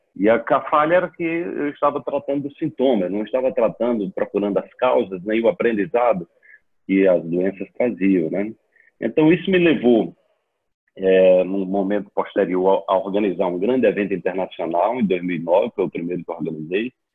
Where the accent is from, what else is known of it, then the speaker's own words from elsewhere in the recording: Serra Talhada, Pernambuco, Brazil; also born or lived in Recife; Eu sou sertanejo lá do Serra Talhada, uma cidade do sertão de Pernambuco, a 400 quilômetros de Recife.